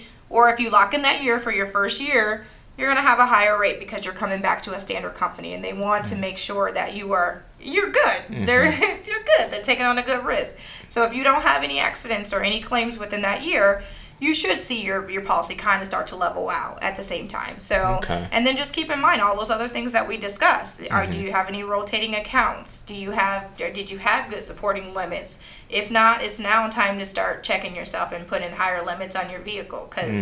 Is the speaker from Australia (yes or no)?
no; Iowa, United States; now in Littleton, United States; My phone number is a 515 number because I'm from Iowa